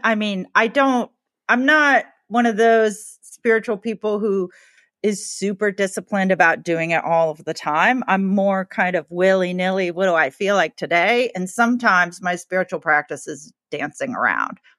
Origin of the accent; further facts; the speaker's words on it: the South, United States; I grew up in the South